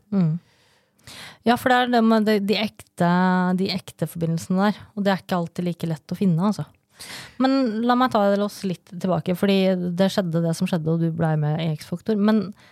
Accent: Lørenskog, Akershus, Norway; also born or lived in Brønnøysund; jeg flytta til Lørenskog som niåring

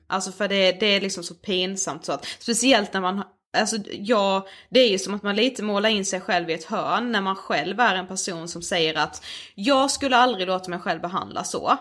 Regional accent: Karlshamn, Blekinge, Sweden; hemma i Karlshamn

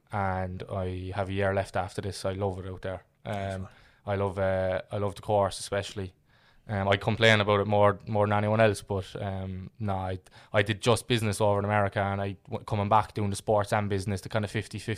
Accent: Ireland; Yeah, so I grew up in Fair and Ferris there on Redemption Road my whole life.

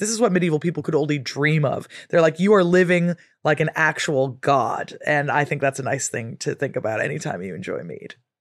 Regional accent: West Coast of America, United States; moved away as an adult; now in England; growing up on the West Coast of America

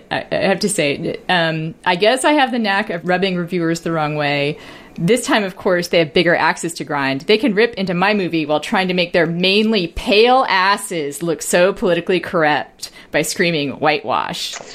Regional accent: Puerto Rico; born there; Uh, okay. I was born in Puerto Rico

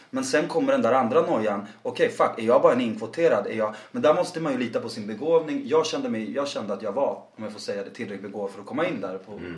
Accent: Värmland, Sweden; jag är halvsvensk och född i Värmland

